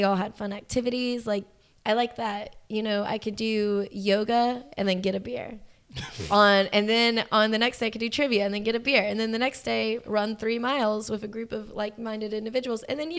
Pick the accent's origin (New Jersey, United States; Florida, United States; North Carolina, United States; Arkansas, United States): North Carolina, United States; Charlotte; now in Atlanta, United States; Well, I mean, I am from North Carolina. So I guess this is how I would sound if I didn't take pride in myself as an individual.